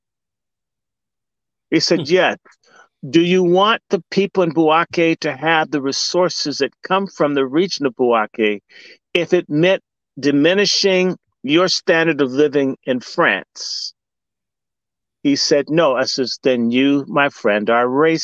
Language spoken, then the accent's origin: English; United States; I'm an American